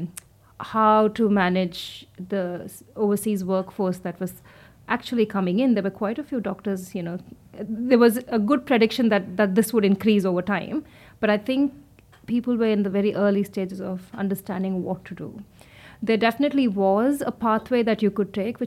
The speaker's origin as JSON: {"language": "English", "country": "India", "tie": "born or raised there", "also_born_or_lived": "Melbourne, Australia / Queensland, Australia", "moved": "as an adult", "lives_now": "Australia", "said": "as a woman growing up in India"}